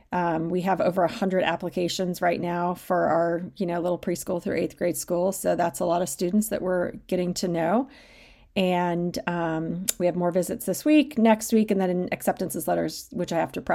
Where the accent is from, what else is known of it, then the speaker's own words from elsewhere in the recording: Arizona, United States; now in Baltimore, United States; growing up in Arizona, we certainly didn't have an NFL team